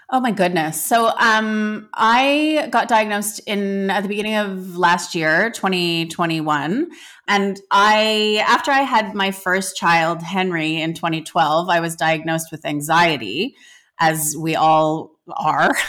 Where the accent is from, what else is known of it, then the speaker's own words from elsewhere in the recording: Canada; I grew up in Canada